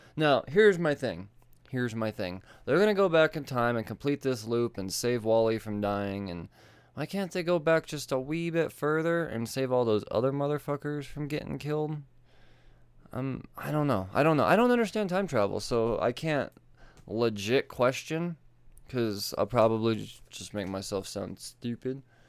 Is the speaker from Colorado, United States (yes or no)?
yes; Colorado, United States; I'm from Colorado